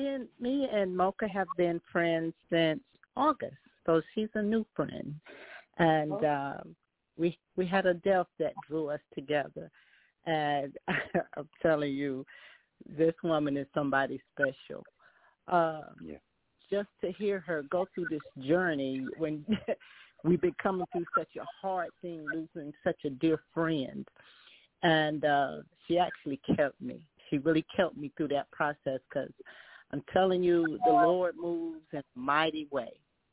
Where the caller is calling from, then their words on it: Charlotte, North Carolina, United States; I'm from Charlotte, North Carolina